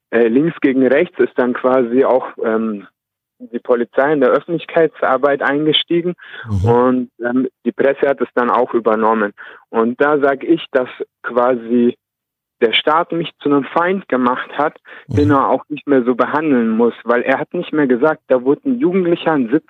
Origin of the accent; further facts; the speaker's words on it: Nuremberg, Bavaria, Germany; Ich komme aus Nürnberg.